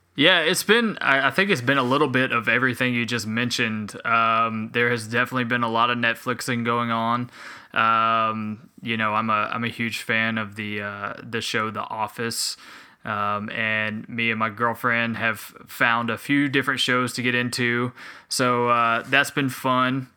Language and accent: English; Spartanburg, South Carolina, United States; also born or lived in Hilton Head Island, South Carolina / Beaufort, South Carolina / Anderson, South Carolina / Greenville, South Carolina; my dad's job moved us to Spartanburg, South Carolina, where I have pretty mu-, I, I grew up a majority of my life